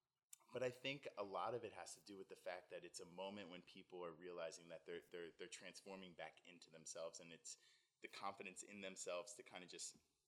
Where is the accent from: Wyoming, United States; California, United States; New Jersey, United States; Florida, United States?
New Jersey, United States; now in Los Angeles, United States; I was born in the South Jersey area. Mm-hmm. Raised there. Have great family, good friends back there. Home is here now.